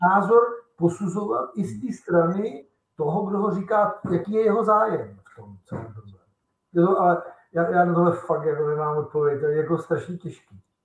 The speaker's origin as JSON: {"language": "Czech", "country": "Czechia", "said": "U nás v Česku"}